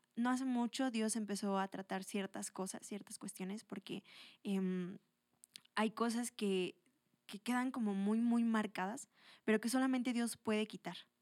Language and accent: Spanish; Toluca, State of Mexico, Mexico; also born or lived in Atlacomulco; soy de aquí, de Toluca